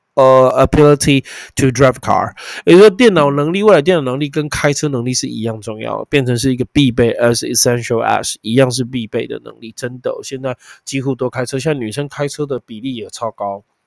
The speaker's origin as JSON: {"language": "Chinese", "country": "Taiwan", "said": "你看大陆人很可怜的，吃不到我们的释迦凤梨耶。"}